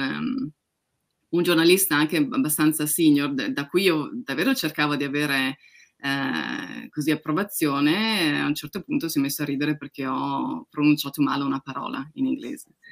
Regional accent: Udine, Friuli-Venezia Giulia, Italy; now in United Kingdom; Di Udine, che nessuno conosce.

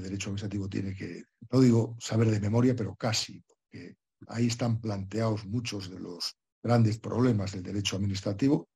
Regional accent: Spain; en mi país, que en España

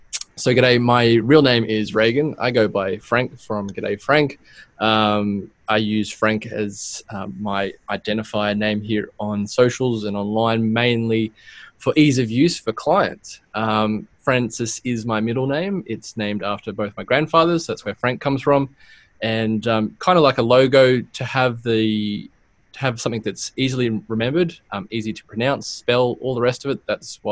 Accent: Sydney, New South Wales, Australia; also born or lived in Blue Mountains; here in Australia. I'm from Sydney. I'm in the Blue Mountains, which is an hour west of Sydney.

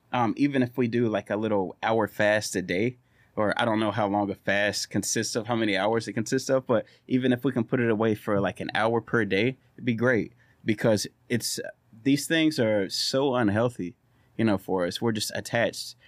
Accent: Orange, Texas, United States; our small town is growing

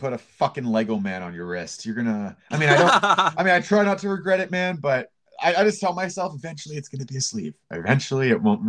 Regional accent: Canada; I'm so Canadian.

